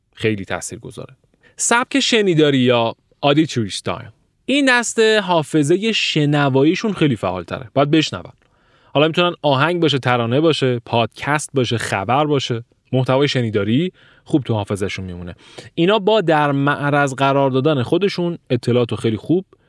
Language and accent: Persian; Iran; من ایرانی هستم